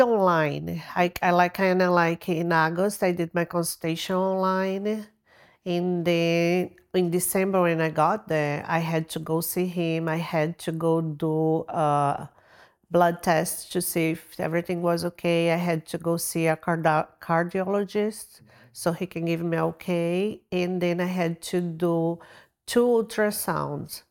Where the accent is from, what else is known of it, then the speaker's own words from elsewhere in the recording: Brazil; moved away; I'm from Brazil